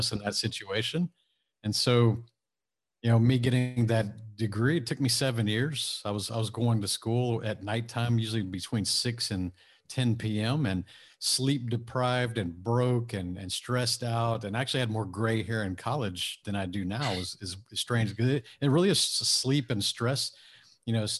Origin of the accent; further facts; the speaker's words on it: Houston, Texas, United States; my hometown of Houston